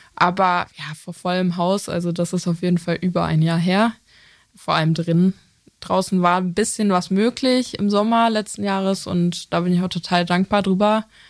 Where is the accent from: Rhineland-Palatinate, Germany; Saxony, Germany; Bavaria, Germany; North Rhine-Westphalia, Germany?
North Rhine-Westphalia, Germany; Lippstadt; moved away as an adult; also born or lived in Essen; now in Cologne, Germany; Ich äh, komme aus Lippstadt. Das ist ähm, zwischen ja, zwischen Soest und Paderborn.